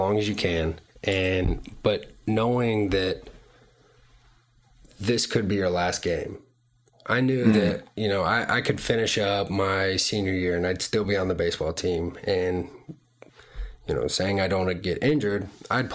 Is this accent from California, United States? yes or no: no; Marietta, Georgia, United States; also born or lived in Tampa, Florida; I was born in Tampa, Florida, and spent about a year there, and then moved to Marietta, Georgia, and spent, you know, my childhood there, and grew up, went to elementary, middle school, and high school all in Cobb County